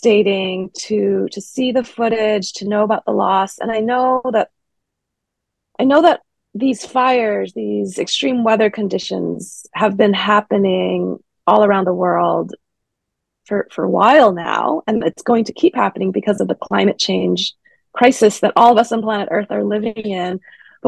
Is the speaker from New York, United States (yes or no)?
no; Honolulu, Hawaii, United States; moved away as an adult; now in Davis, United States; Born and raised in Honolulu, Hawaii